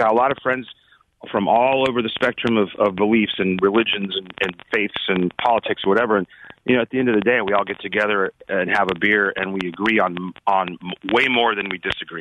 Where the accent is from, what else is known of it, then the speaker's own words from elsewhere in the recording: Anaheim, California, United States; We were very just middle class dudes that grew up in Anaheim